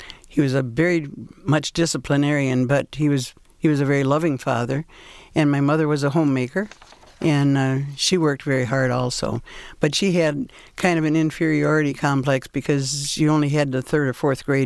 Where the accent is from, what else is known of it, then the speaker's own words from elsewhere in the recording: Michigan, United States; I'm from Michigan